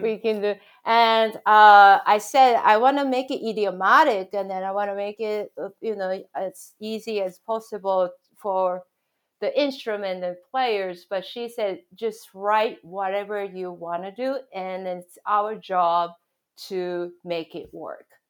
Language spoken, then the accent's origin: English; Japan; moved away; my background growing up in Japan